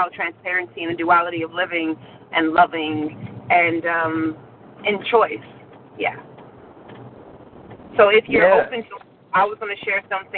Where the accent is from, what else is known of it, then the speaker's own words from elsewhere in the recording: Southern California, United States; now in New York, United States; I'm from Southern California, but I live in New York.